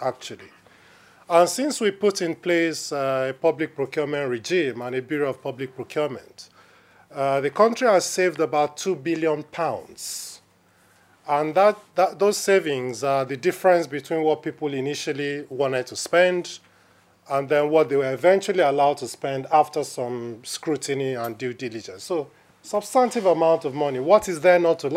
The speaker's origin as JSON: {"language": "English", "country": "Nigeria", "moved": "yes", "said": "as a Nigerian"}